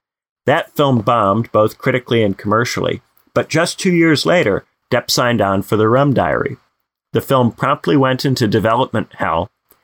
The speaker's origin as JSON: {"language": "English", "country": "United States", "said": "I'm as American as the next fella"}